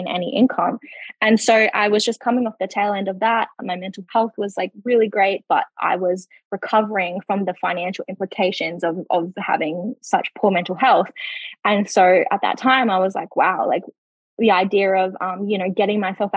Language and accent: English; Darwin, Northern Territory, Australia; moved away as an adult; now in Queensland, Australia; we bought the house together in Darwin, my hometown.